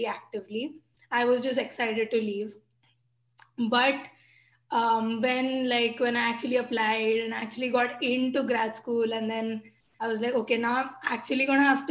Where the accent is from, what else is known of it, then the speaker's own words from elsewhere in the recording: Thane, Maharashtra, India; moved away as an adult; also born or lived in Minneapolis; now in Amherst, United States; I grew up in Thane, which is near Mumbai.